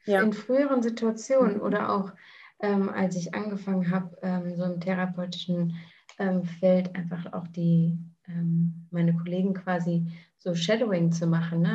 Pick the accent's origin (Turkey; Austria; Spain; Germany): Germany; moved away as an adult; also born or lived in New Zealand; ich bin in Deutschland geboren, ähm, habe eine deutsche Mutter, einen englischen Vater und habe die letzten Jahre ähm, viel im Ausland verbracht.